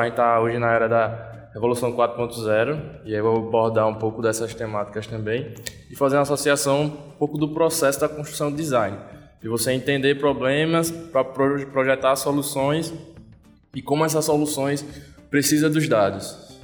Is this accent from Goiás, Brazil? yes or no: no; Vitória de Santo Antão, Pernambuco, Brazil; moved away as an adult; now in Recife, Brazil; eu sou de Vitória. É, sempre é bom voltar para a terra. Mas já tô, em Recife há cerca de seis anos